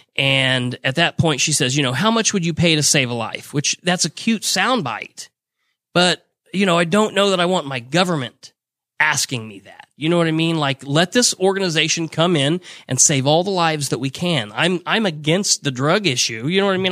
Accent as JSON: {"language": "English", "town": "Muncie", "region": "Indiana", "country": "United States", "tie": "born or raised there", "said": "I was born and raised in Muncie"}